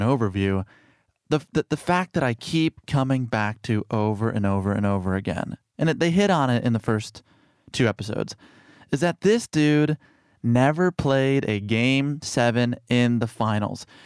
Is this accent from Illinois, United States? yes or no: yes; Chicago, Illinois, United States; I grew up in Chicago, o, on the South Side